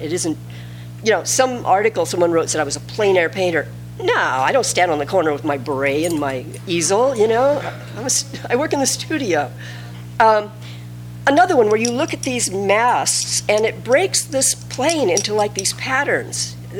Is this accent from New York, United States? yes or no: no; California, United States; Growing up in California